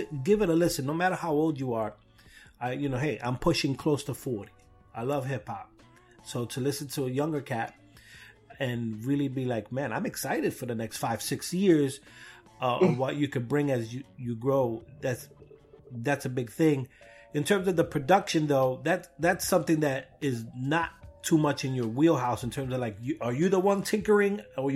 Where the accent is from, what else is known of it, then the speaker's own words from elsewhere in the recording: New York City, New York, United States; I'm from Brooklyn